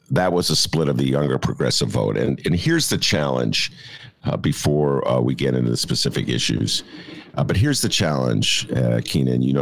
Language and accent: English; Chicago, Illinois, United States; I am a Chicagoan.